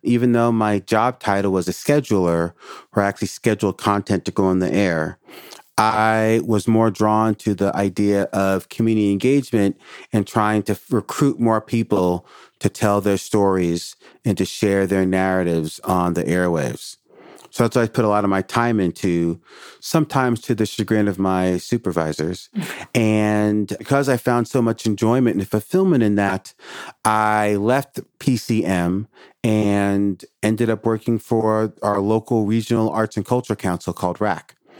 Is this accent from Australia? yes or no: no; New York City, New York, United States; moved away as an adult; now in Portland, United States; I had a lifetime of growing up in Brooklyn